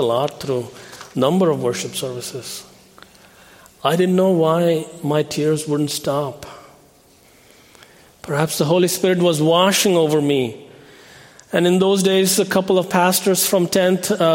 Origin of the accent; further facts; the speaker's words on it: New Delhi, Delhi, India; moved away as an adult; also born or lived in Philadelphia; I was born in India and raised in a Hindu family. I grew up in the city of New Delhi.